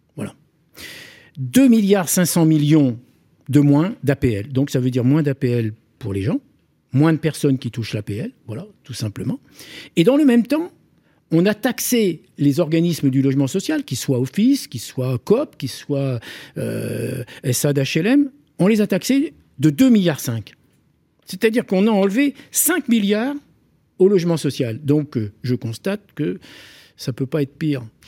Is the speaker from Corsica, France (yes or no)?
yes; Corsica, France; je me sens Corse à 100%